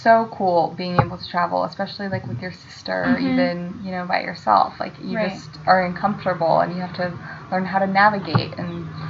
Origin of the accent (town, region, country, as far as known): California, United States; born or raised there; moved away